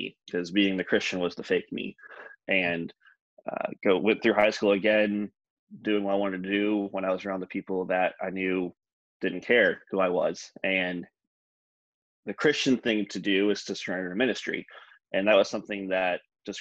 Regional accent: Michigan, United States; I grew up in Michigan, the state of Michigan.

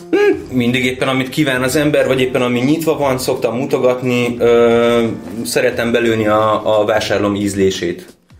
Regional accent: Nemesvita, Veszprém County, Hungary; Nemes Vitán a falun, ahol mi származunk

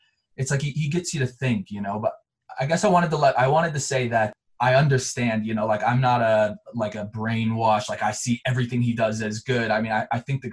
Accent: Montrose, Colorado, United States; also born or lived in Chicago area, Illinois; I was actually born in a small town right outside of Chicago, and I moved to another small town in Colorado called Montrose, which is where I grew up and went to high school

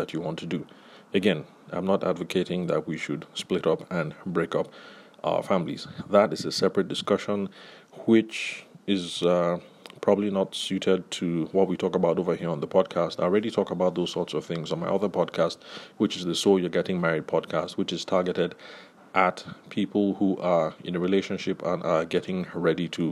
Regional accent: Nigeria; growing up in the Nigerian professional space

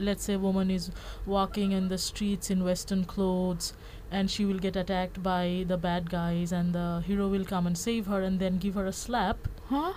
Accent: Bangladesh; I'm from Bangladesh, and that entire region is um, highly influenced by Bollywood

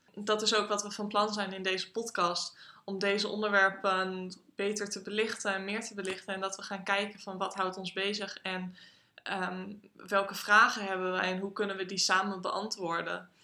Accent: Groningen, Netherlands; Ik kom uit Groningen en ik woon in Groningen.

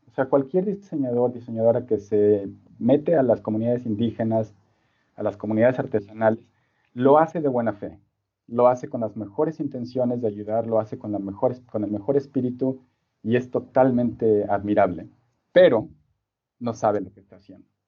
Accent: Mexico City, Mexico; moved away as an adult; also born or lived in Singapore / Sydney; soy originario de la Ciudad de México

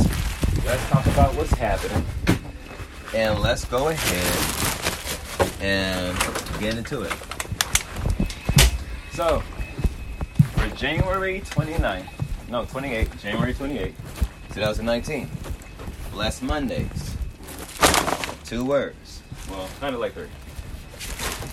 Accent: Los Angeles, California, United States; I'm from South Central Los Angeles

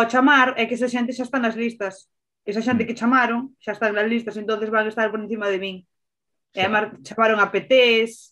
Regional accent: Burela, Galicia, Spain; nacín aquí

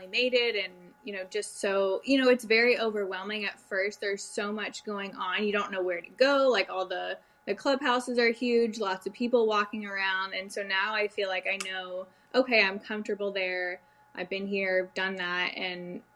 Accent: Dallas, Texas, United States; also born or lived in Canada; I grew up in the Dallas area. My parents had moved down for work

